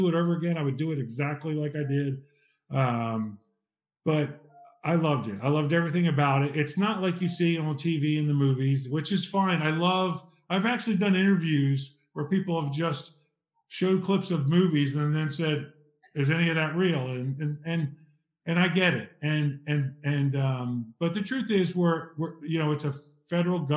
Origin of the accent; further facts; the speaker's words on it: Ridley Park, Pennsylvania, United States; I'm from Ridley Park, Pennsylvania, in the United States